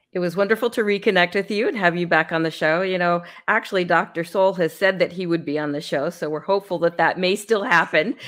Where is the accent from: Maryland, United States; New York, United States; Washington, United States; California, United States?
California, United States; San Francisco; moved away as an adult; My hometown of San Francisco, where I was born, I don't live in California anymore